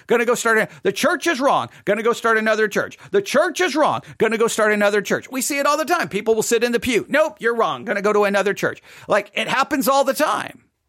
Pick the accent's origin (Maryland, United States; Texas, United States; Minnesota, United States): Texas, United States; moved away; also born or lived in Nebraska; I was born and raised in Texas